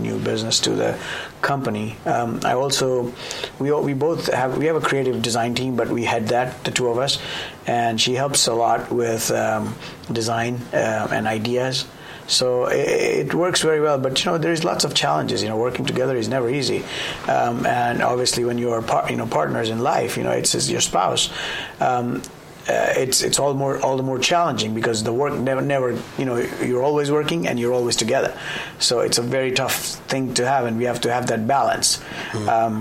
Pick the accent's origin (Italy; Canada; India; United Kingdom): India; moved away as an adult; also born or lived in Bombay / Hong Kong / Japan; now in United States; I was born in India